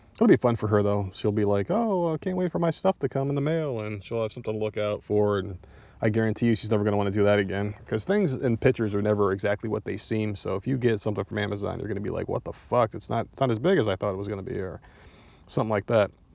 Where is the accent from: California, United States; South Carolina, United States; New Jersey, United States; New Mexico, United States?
South Carolina, United States; I'm from South Carolina